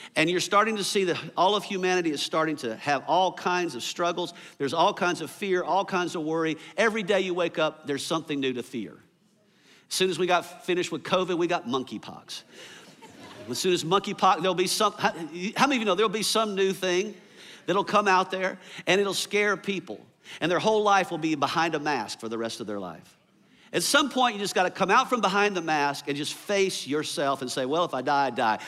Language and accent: English; the South, United States; I grew up here in the South